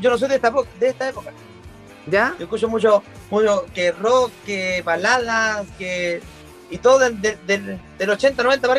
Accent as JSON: {"language": "Spanish", "town": "Viña del Mar", "region": "Valparaíso", "country": "Chile", "tie": "born there", "said": "yo nací en la ciudad de Viña del Mar. Y obviamente eh, la familia de nosotros es toda, la mayoría de Viña del Mar, eh, estamos radicados allá, pero nunca estamos allá."}